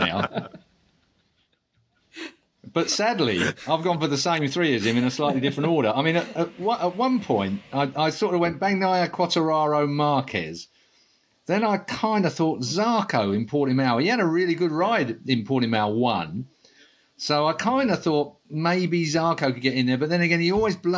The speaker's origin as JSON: {"language": "English", "area": "Essex", "region": "East of England", "country": "United Kingdom", "said": "I'm from Essex"}